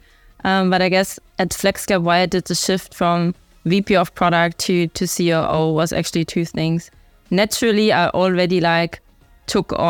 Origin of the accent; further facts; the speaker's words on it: Germany; accent: German; English is a second language; moved away; I'm from Germany. I guess the accent gives it away.